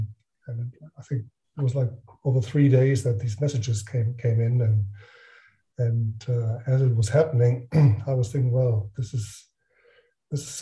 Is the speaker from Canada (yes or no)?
no; Northern Germany, Germany; moved away as an adult; now in Frankfurt, Germany; I grew up in northern Germany. I do live now in Frankfurt, in a small village, actually.